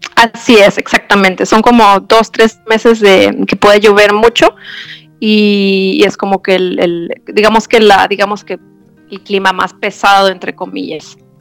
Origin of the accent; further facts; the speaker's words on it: Germany; now in Ecuador; yo soy de Alemania